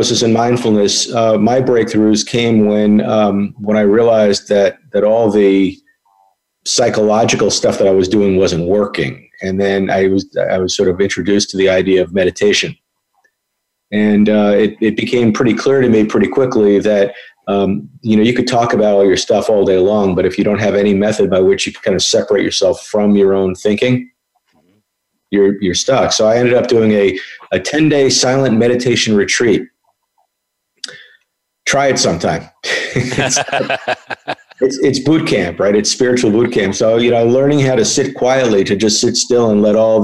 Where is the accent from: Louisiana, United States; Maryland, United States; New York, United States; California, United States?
New York, United States; Long Island; I grew up in New York on Long Island, you know, to a typical Long Island neurotic Jewish dysfunctional family